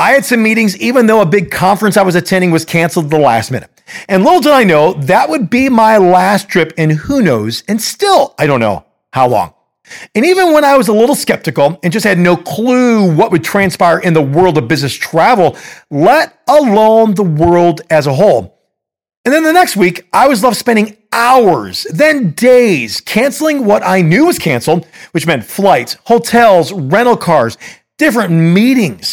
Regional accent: Chicago, Illinois, United States; I'm a Chicagoan

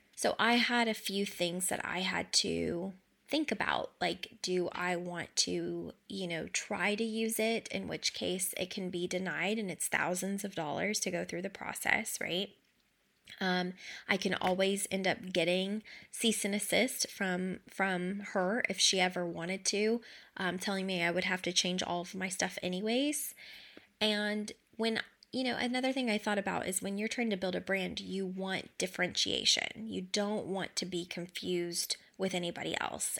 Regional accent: Kentucky, United States; I grew up in Kentucky, like, lower to, to middle class

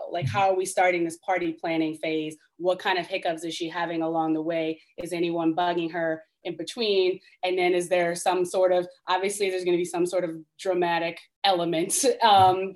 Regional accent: Baltimore, Maryland, United States; moved away as an adult; I grew up in Baltimore

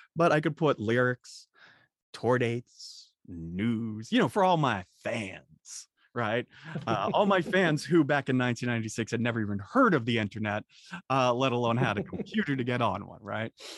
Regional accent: Boston, Massachusetts, United States; growing up in Boston

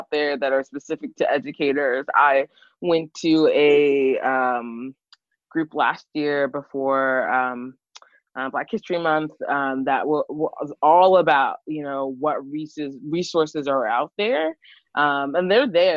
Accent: Montgomery County, Maryland, United States; moved away as an adult; also born or lived in Washington, District of Columbia, United States / Baltimore; I grew up in Montgomery County

